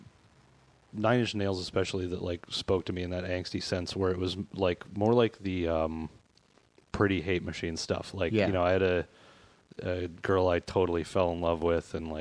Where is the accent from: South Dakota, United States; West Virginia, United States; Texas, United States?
South Dakota, United States; moved away as an adult; also born or lived in New York / Portland; growing up in South Dakota